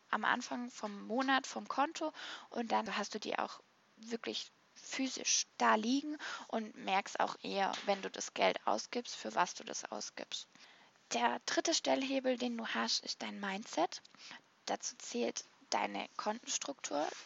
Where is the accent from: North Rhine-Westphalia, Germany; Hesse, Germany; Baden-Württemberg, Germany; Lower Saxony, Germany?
Baden-Württemberg, Germany; weil ich bin so ein kleiner Sparfuchs und ich bin halt auch Schwäbin